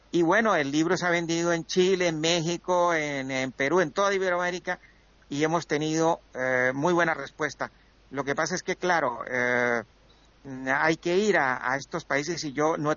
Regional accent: Colombia; moved away; cuando hace 20 años que yo me vine de Colombia para Europa

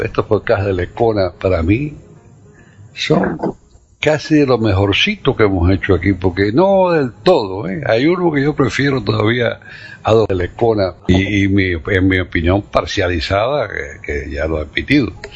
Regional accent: Cuba; now in United States; yo soy americano, eh, más que cubano hoy en día

